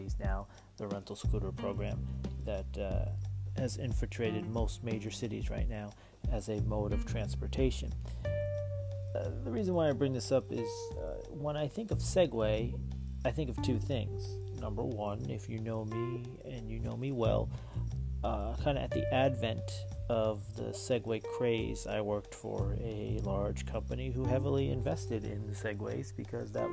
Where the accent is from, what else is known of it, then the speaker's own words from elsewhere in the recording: New Jersey, United States; I grew up in New Jersey